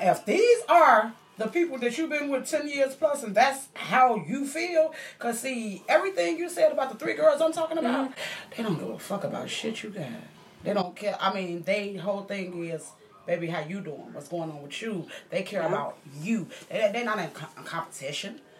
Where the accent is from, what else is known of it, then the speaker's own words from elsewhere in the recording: Chicago, Illinois, United States; We grew up together in Cabrini Green for little kids, like we were five years old